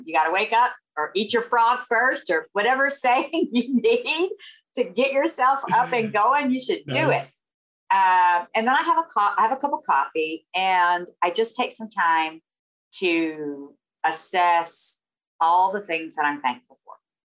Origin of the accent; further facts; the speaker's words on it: the South, United States; accent: Southern; where are you from? You know, obviously I have a Southern accent.